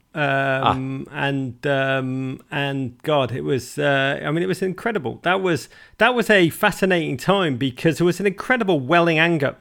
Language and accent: English; Liverpool, North West England, United Kingdom; moved away as an adult; now in United States; I grew up in Liverpool, which I mean was a, was I'm so blessed to be from that city